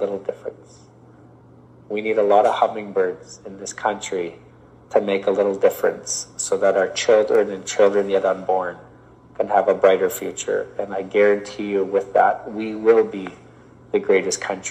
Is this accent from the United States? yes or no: no; Canada; As one Indigenous person, I am a Canadian, but I'm also a First Nation person